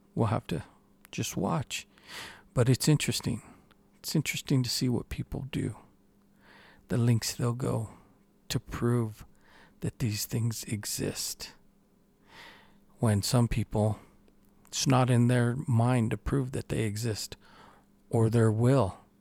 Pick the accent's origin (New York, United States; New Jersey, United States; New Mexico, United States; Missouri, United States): New Mexico, United States; here in my home state